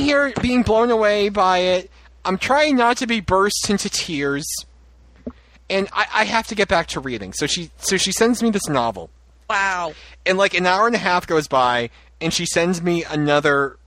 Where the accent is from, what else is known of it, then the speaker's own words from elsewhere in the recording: North Shore, Massachusetts, United States; I'm from the North Shore